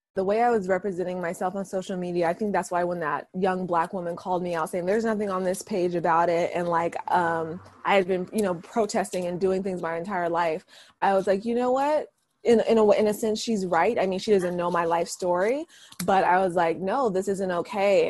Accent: Vallejo, California, United States; that's my hometown you know, I was raised in Vallejo, went to elementary to high school there

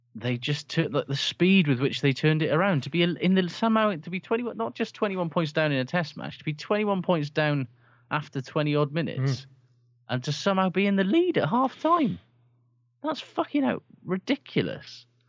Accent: Aberdare, Wales, United Kingdom; I'm from Aberdare

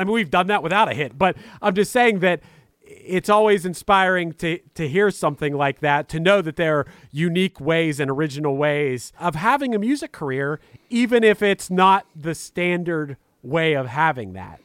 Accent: Pittsburgh, Pennsylvania, United States; I'm from Pittsburgh, Pennsylvania

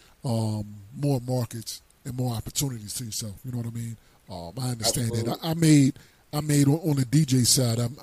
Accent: Atlantic City, New Jersey, United States; moved away; also born or lived in East Orange; I was from Atlantic City. I was down South Jersey

